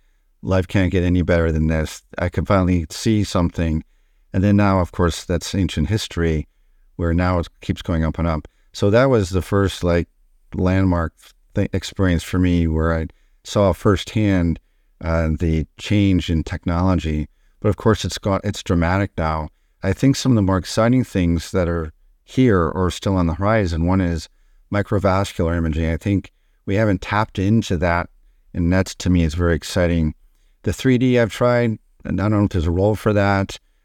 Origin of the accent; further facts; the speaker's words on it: Detroit, Michigan, United States; born there; Yeah, so I was born in Detroit, Michigan